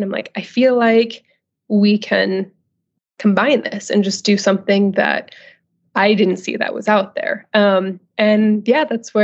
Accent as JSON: {"language": "English", "region": "Northern California", "country": "United States", "also_born_or_lived": "Los Angeles", "moved": "as an adult", "said": "I'm originally from Northern California, where I'm living now again."}